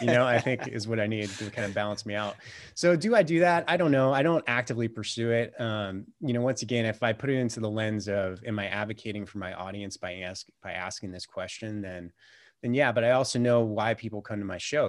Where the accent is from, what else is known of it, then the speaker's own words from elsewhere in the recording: California, United States; moved away as an adult; now in Montana, United States; I always thought growing up in California that California was the greatest state in the world